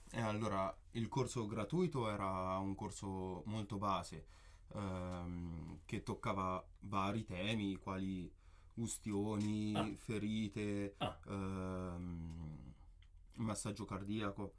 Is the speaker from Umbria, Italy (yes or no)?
yes; Perugia, Umbria, Italy; sono perugino, eh, nato e cresciuto qua